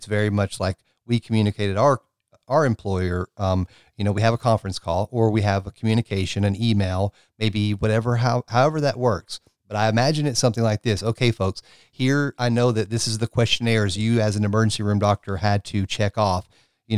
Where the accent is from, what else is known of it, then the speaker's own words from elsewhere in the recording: Tennessee, United States; my home state here of Tennessee